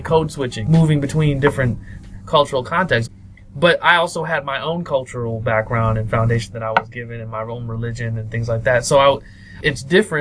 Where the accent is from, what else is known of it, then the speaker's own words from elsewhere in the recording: Springfield, Ohio, United States; moved away; also born or lived in Indiana; I was raised in Ohio, in Springfield, Ohio